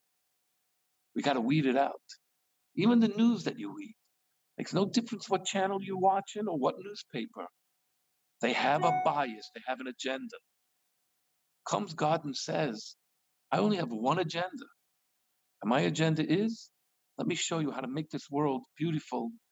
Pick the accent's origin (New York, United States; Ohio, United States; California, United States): New York, United States; New York City; now in Bel Air, United States; I'm from Brooklyn